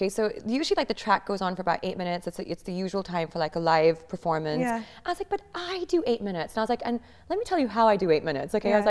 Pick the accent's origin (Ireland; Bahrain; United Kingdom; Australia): Bahrain; first language English; So I grew up in Bahrain, in the Middle East. And so the only thing that we spoke at home was English.